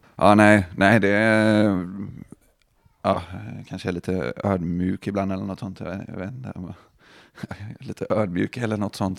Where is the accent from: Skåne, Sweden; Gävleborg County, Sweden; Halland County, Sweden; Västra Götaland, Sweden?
Västra Götaland, Sweden; Gothenburg; vi från Göteborg